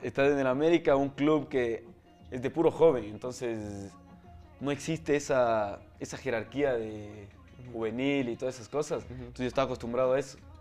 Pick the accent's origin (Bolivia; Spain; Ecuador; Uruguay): Ecuador; also born or lived in Texas, United States; vine a vivir acá cuando tenía dos meses. Entonces me considero más ecuatoriano